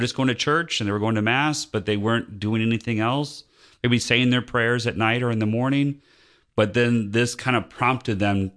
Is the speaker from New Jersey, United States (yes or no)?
no; Northwest Indiana, United States; moved away as an adult; also born or lived in Latrobe, Pennsylvania; now in Georgia, United States; I grew up in Northwest Indiana near Chicago